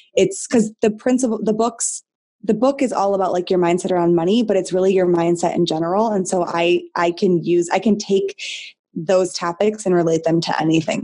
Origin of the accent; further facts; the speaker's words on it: Michigan, United States; I'm born and raised in Michigan